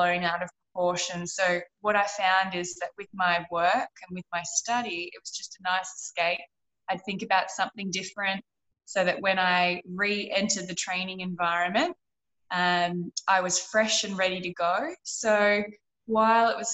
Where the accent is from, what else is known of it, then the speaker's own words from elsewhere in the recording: Echuca, Victoria, Australia; moved away as an adult; also born or lived in Queensland; I grew up in a small country town called Echuca